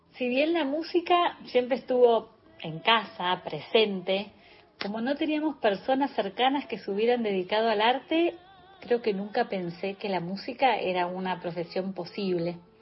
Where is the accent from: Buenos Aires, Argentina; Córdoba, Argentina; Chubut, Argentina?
Buenos Aires, Argentina; also born or lived in Ayacucho, Buenos Aires Province; Nací en Ayacucho, provincia de Buenos Aires, donde viví mis primeros años rodeada de la naturaleza